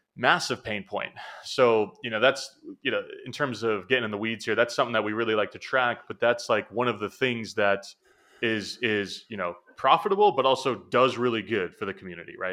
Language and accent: English; New Hampshire, United States; moved away as an adult; now in Boston, United States; I'm from New Hampshire, you know, which is about an hour north of Boston. That's where I grew up